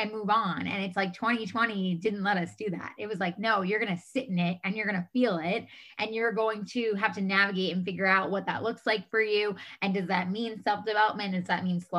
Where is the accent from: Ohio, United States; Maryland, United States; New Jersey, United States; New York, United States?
New York, United States; moved away as an adult; now in California, United States; I'm originally from New York. I moved out to California 10 and a half years ago